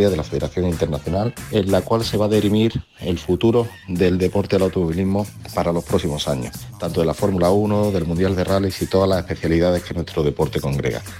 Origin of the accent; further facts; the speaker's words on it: Córdoba, Andalusia, Spain; nuestra tierra, Andalucía y Córdoba